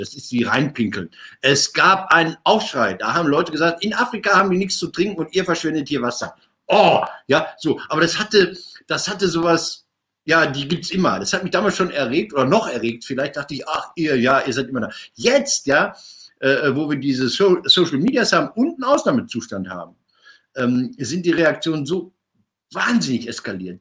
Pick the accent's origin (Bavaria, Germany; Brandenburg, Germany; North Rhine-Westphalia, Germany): North Rhine-Westphalia, Germany; Marl; ich komme ja aus Mal